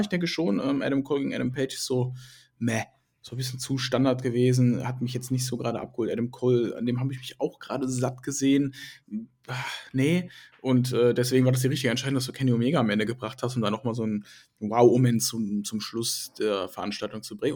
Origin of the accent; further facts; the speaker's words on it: Krefeld, North Rhine-Westphalia, Germany; hier auch in meiner Heimatstadt